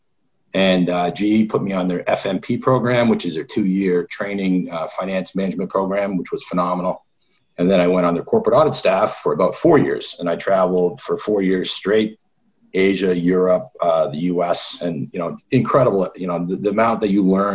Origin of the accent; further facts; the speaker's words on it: Toronto, Ontario, Canada; now in United States; I grew up in Canada